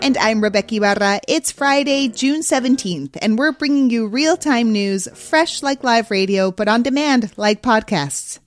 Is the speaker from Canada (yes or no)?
no; Mexico City, Mexico; my hometown of Mexico City